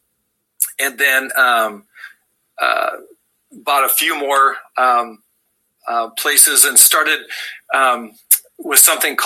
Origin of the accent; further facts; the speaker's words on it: Southern Idaho, United States; also born or lived in Wendover, Utah; So I grew up in Southern Idaho, where I currently practice.